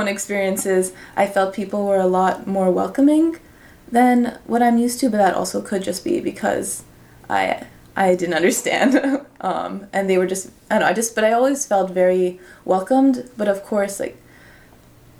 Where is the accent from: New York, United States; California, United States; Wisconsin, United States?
New York, United States; same language, same culture that I grew up with here in New York